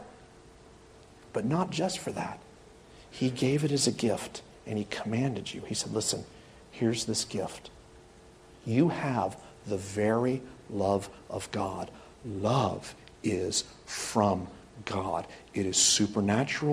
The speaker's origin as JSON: {"language": "English", "region": "the South", "country": "United States", "said": "I am from the South"}